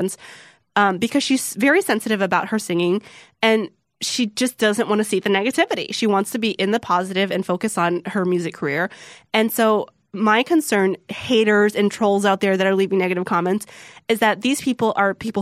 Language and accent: English; the South, United States; I'm from the South